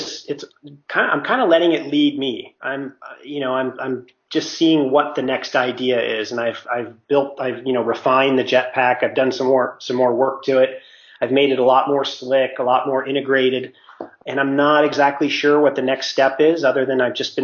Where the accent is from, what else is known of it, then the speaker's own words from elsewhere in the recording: Mammoth Lakes, California, United States; moved away; I'm from Mammoth, and my parents have a house